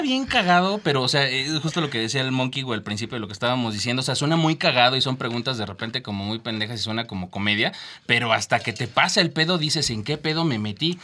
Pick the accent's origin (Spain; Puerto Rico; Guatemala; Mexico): Mexico; somos mexicanos